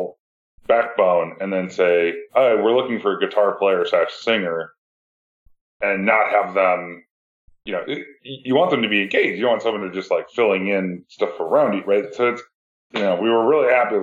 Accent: United States; I'm American.

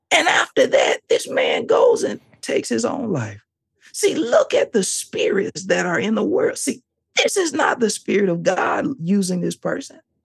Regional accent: the South, United States; I'm from the South. I'm from the South.

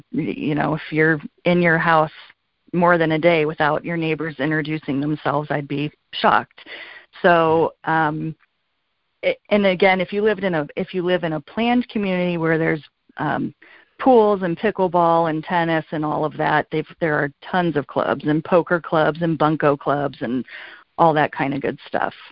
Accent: California, United States; moved away as an adult; For me and where I'm from, and my I, I moved here from California 22 years ago.

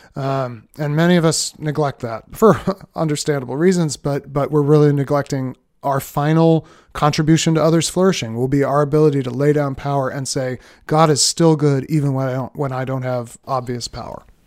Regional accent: Boston, Massachusetts, United States; moved away as an adult; also born or lived in Cambridge, Massachusetts / Philadelphia; We moved from Boston, where I'd lived my whole life

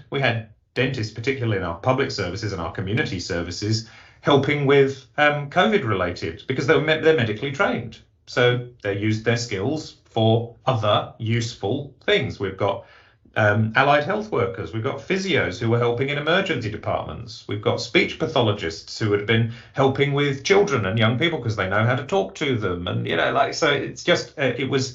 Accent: England, United Kingdom; accent: English; moved away; you can tell from my accent, that's where I was born

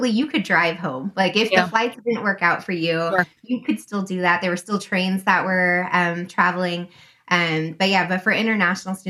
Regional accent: United States; first language English; she opted to raise her children to be as American as possible

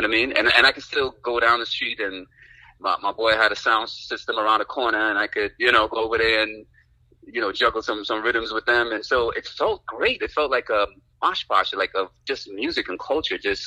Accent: New York City, New York, United States; born or raised there; also born or lived in Amsterdam, Guyana

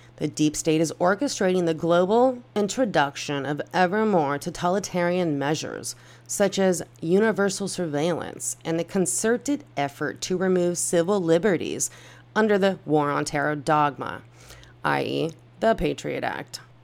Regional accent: United States; as an American

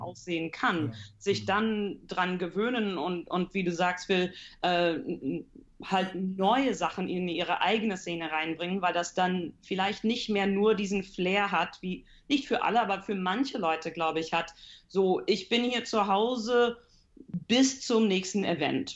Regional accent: Canada; moved away as an adult; now in Heidelberg, Germany; Also ich komme aus Kanada äh, aber meine Familie ist deutsch. Also meine Eltern äh, waren beide deutsch, sind beide in die USA äh, separat hingezogen, haben sich dort kennengelernt, nach Kanada hingezogen. Mein Bruder und ich sind dort geboren und aufgewachsen

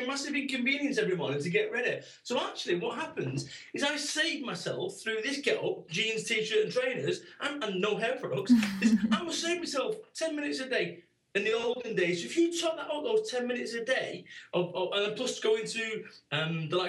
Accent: Manchester, North West England, United Kingdom; I am from Manchester.

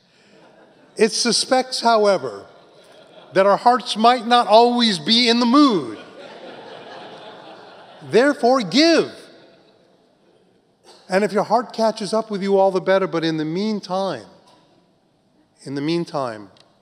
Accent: California, United States; also born or lived in New York; I was living here in New York, but I grew up in California, then went back.

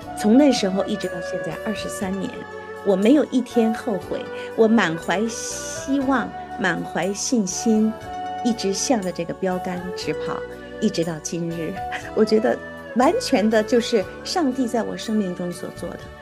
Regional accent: Beijing, China; accent: Beijing dialect; moved away; 我在北京长大的，我们讲的都是北京话

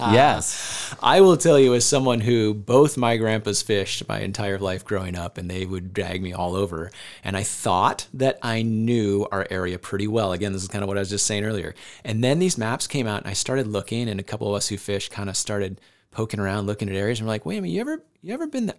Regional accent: Northeast Iowa, United States; I grew up in Northeast Iowa and I thought I knew Northeast Iowa

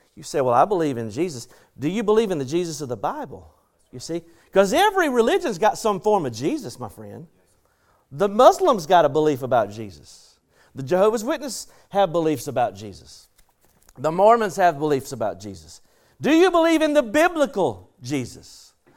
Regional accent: the South, United States; accent: southern; my southern accent

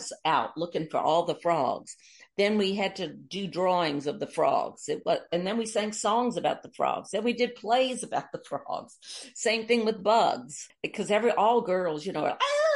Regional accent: Mobile, Alabama, United States; moved away; also born or lived in New Orleans, Louisiana; I was born here in Mobile, Alabama, and my father was the British Vice Consul

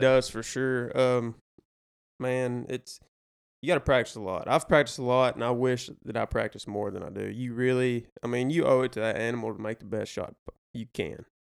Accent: Damascus, Arkansas, United States; I am from Damascus, Arkansas. Grew up with these two fine fellows over here.

